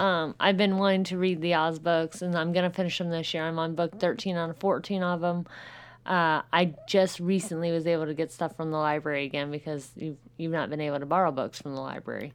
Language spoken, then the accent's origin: English; Southern Indiana, United States; I'm from Southern Indiana